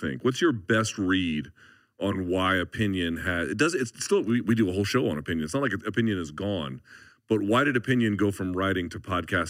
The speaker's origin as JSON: {"language": "English", "country": "United States", "tie": "born or raised there"}